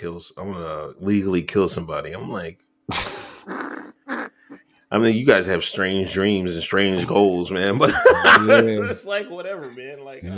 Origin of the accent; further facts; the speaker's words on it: Pennsylvania, United States; You know, I come from Pennsylvania.